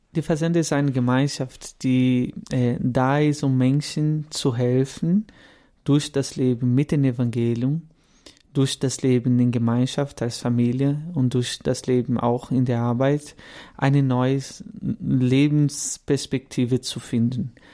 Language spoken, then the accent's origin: German; Guaratinguetá, São Paulo, Brazil; German is a second language; moved away as an adult; now in Kaufbeuren, Germany; Ich bin Brasilianer, deswegen mein Deutsch vielleicht nicht so gut bin 32 Jahre alt, komme aus, ähm, aus Guaratinguetá, São Paulo und lebe seit zehn Jahren in Deutschland